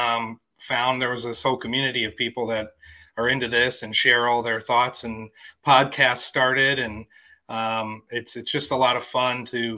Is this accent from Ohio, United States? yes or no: no; Wisconsin, United States; now in California, United States; I grew up in Wisconsin and now I live in California.